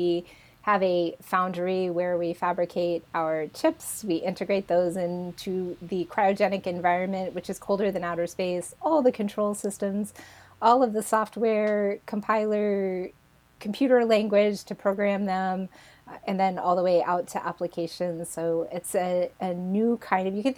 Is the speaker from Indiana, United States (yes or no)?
yes; rural Indiana, United States; moved away as an adult; now in Berkeley, California, United States; I grew up in rural Indiana